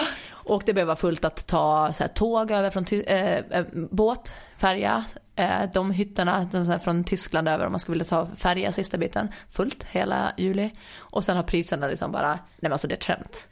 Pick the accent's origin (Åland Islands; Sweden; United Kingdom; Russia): Åland Islands; hemma på Åland